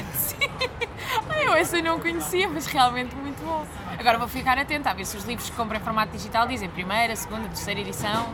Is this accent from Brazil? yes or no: no; Algarve, Portugal; eu sou acima de tudo algarvia, é algo okay. que me define muito, o sítio de onde venho